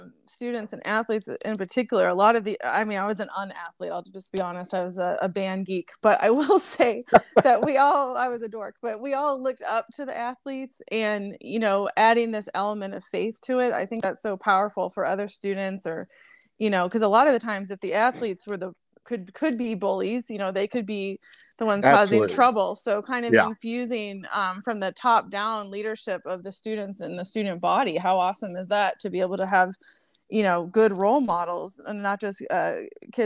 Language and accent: English; Massachusetts, United States; moved away; I am from Massachusetts